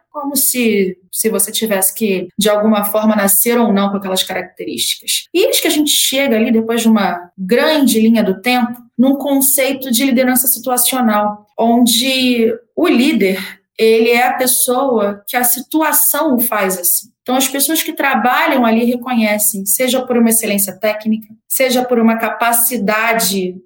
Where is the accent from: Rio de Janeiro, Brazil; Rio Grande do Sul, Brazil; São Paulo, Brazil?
Rio de Janeiro, Brazil; eu sou do Rio